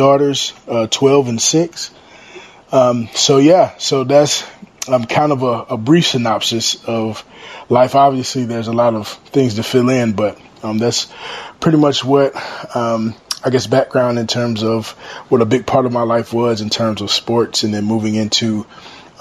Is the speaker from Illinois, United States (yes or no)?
no; Chesapeake, Virginia, United States; moved away as an adult; now in Raleigh, United States; I'm originally from Chesapeake, Virginia, but I now reside in Raleigh, North Carolina